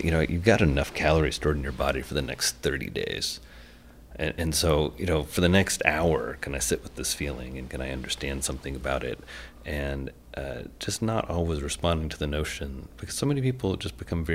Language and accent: English; Indiana, United States; I'm from Indiana